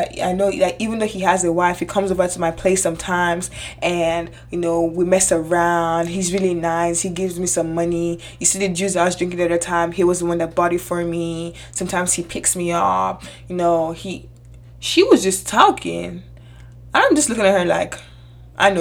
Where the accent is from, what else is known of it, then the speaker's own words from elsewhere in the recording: Nigeria; moved away; I grew up in Nigeria for the most part of my childhood age.